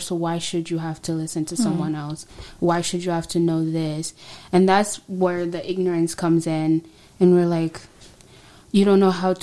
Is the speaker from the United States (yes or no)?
no; Tanzania; moved away; I'm from Tanzania